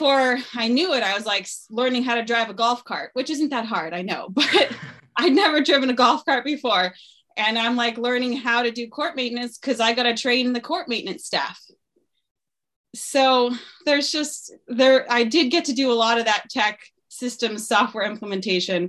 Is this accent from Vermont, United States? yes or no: yes; Stowe, Vermont, United States; moved away as an adult; I moved back to my hometown in 2019 to start a family.